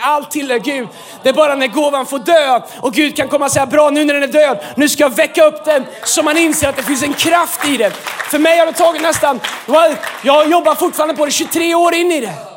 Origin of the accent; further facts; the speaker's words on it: Sweden; vi är svenskar